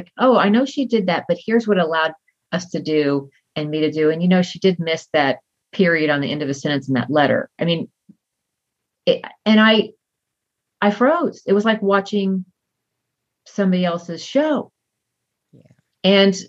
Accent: Southern United States, United States; I was raised in the South, where you're supposed to be nice all the time.

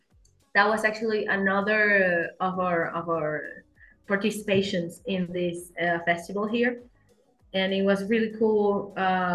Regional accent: Caracas, Capital District, Venezuela; English is a second language; also born or lived in Kalamazoo, Michigan, United States; I'm a singer songwriter from Caracas, Venezuela.

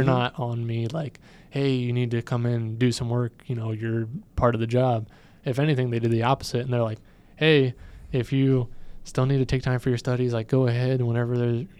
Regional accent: Weslaco, Texas, United States; now in Ohio, United States; And I am originally born in Texas. I miss Texas.

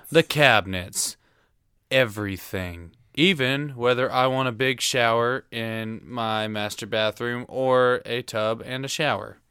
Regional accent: Tullahoma, Tennessee, United States; I'm from Tullahoma, Tennessee. I went to high school there.

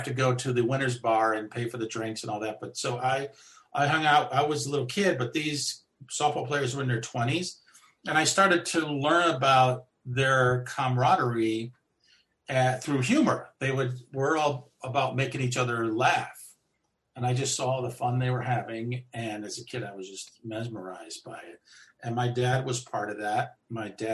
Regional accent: East Coast, United States; I'm from the East Coast

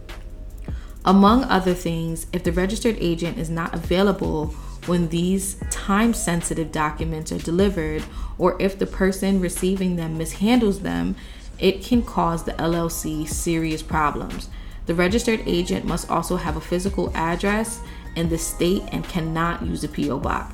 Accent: New York City, New York, United States; we are from New York City, New York State.

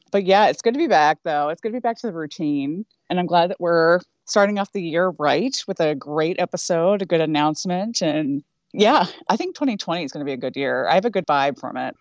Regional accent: Northeast Ohio, United States; I grew up in Northeast Ohio

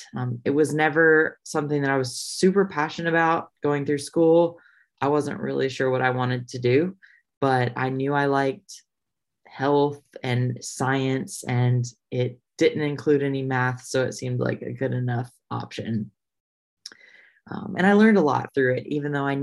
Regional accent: Indiana, United States; moved away as an adult; also born or lived in Nashville; I grew up in Indiana

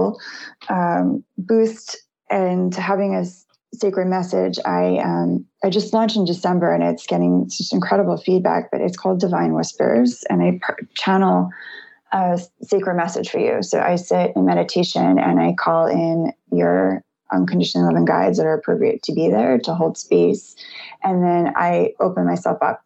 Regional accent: New York, United States; I'm from New York originally

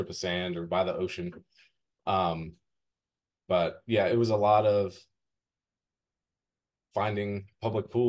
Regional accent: Maryland, United States; now in Outer Banks, United States; I grew up in Maryland

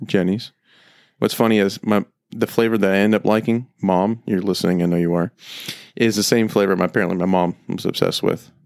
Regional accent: Temecula, California, United States; moved away; I grew up in Temecula

